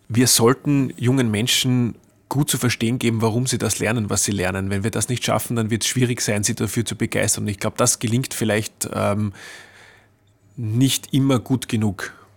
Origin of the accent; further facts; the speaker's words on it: Austria; bei uns in Österreich